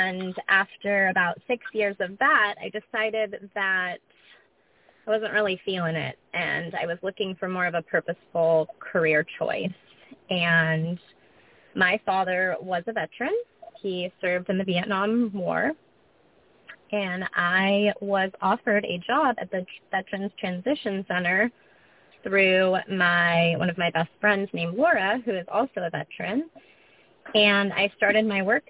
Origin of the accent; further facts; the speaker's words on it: Carmel, California, United States; I was born and raised here in Carmel, California.